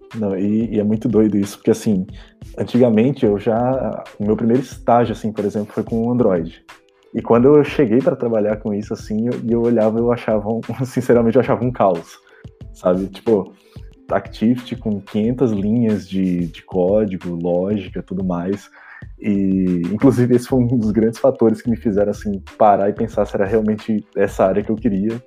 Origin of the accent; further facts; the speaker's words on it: Recife, Pernambuco, Brazil; now in Belo Horizonte, Brazil; eu sou recifense, BH